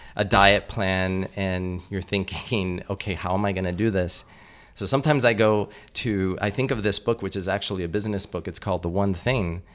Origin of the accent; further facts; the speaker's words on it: Miami, Florida, United States; I grew up in Miami, which is kind of like little Cuba